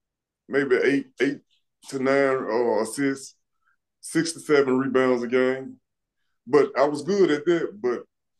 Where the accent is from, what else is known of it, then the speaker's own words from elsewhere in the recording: Memphis, Tennessee, United States; moved away as an adult; now in Nashville, United States; I grew up in Memphis.